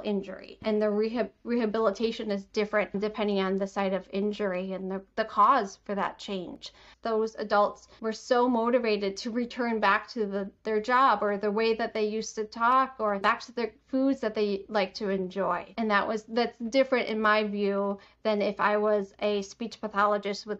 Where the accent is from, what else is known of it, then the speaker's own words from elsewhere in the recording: Detroit, Michigan, United States; I'm from Michigan, the Metro Detroit area